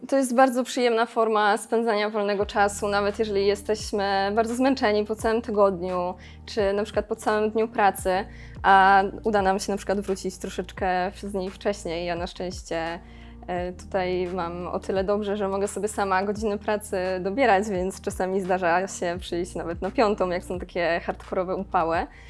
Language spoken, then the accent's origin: Polish; Szklarska Poręba, Lower Silesian Voivodeship, Poland; Pochodzę ze Szkarskiej Poręby i tam tak naprawdę od zawsze w krajobrazie po prostu były te góry